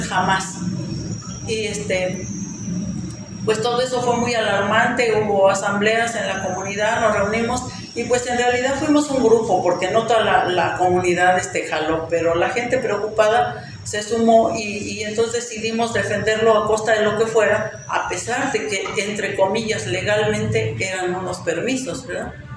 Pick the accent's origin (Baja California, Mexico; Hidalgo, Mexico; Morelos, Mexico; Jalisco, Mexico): Hidalgo, Mexico; Zacacuautla; en mi pueblo, alrededor de los años 98, 99, empieza la tala clandestina